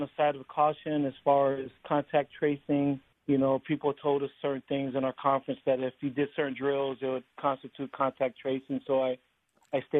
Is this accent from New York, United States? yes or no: no; La Jolla, California, United States; I grew up in La Jolla, which is predominantly, you know, LDS